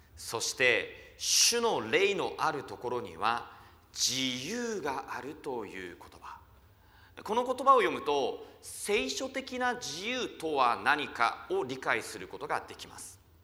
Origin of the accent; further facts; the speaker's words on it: countryside of Fukushima, Japan; now in Tokyo, Japan; 福島の田舎から上京してきて